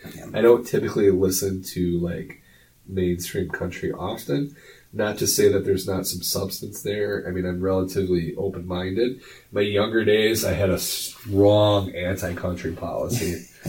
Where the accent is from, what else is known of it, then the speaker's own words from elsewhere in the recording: United States; I'm an American.